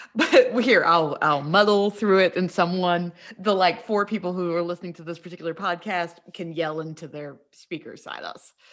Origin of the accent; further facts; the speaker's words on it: West Virginia, United States; moved away; also born or lived in North Carolina; I grew up in West Virginia, but then spent a lot of time in North Carolina